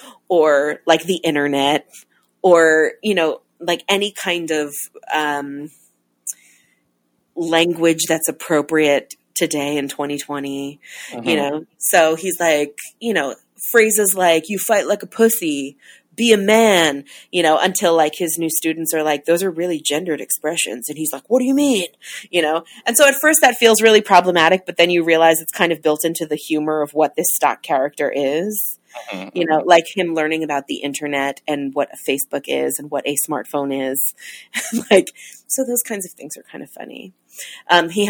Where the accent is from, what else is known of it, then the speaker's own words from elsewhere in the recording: Long Island, New York, United States; Ralph Macchio got married in my hometown